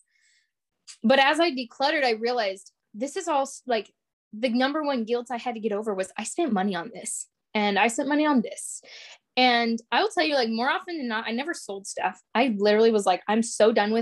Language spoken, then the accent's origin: English; Alaska, United States; moved away; growing up in Alaska, we were home all the time.